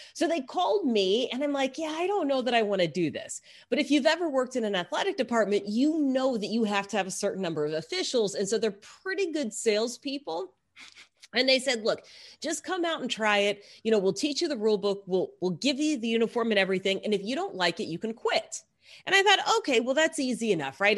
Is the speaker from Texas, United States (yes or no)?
yes; Texas, United States; I grew up in Texas